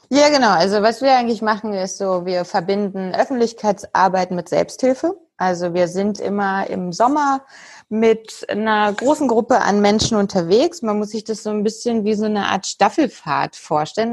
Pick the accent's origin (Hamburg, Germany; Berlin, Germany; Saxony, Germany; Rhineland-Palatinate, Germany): Berlin, Germany; Ich komme aus Berlin oder spreche jetzt auch gerade aus Berlin